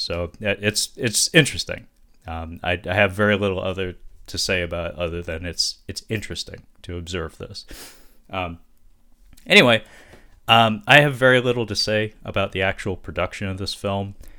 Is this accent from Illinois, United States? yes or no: no; Seattle, Washington, United States; they're headquartered in my hometown in Seattle